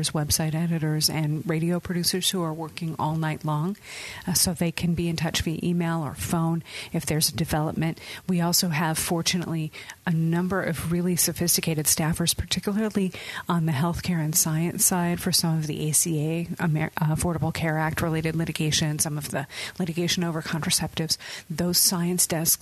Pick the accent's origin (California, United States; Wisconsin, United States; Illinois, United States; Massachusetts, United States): Illinois, United States; Chicago; The Chicago area, okay. Chicagoland